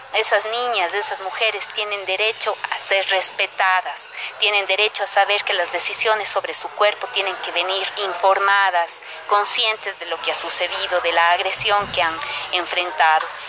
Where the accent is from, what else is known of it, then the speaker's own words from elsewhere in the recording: Cuenca, Azuay, Ecuador; yo soy cuencana, doctora en jurisprudencia